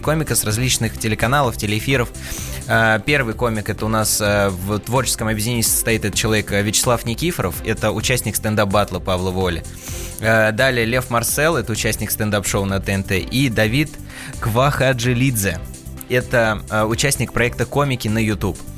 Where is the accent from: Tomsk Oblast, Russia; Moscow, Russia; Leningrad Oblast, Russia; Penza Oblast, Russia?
Penza Oblast, Russia; Penza; я вообще родился в городе Пенза, но корни у меня уходят на Кавказ. То есть, у меня родители родом из Дагестана